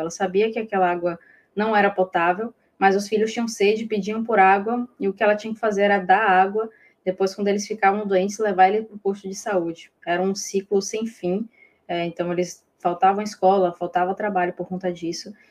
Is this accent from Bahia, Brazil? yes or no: yes; Bahia, Brazil; eu sou baiana